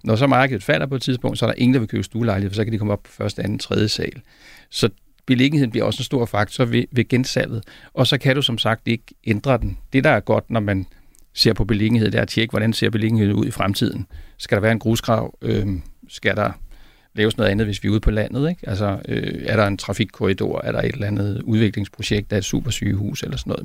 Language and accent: Danish; South Zealand, Denmark; jeg kommer selv fra Sydsjælland